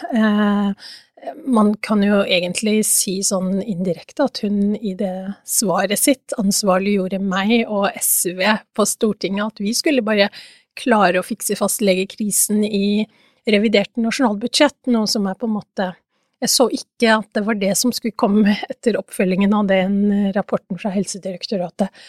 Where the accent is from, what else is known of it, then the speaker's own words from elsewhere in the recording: Oslo, Norway; jeg er fra Oslo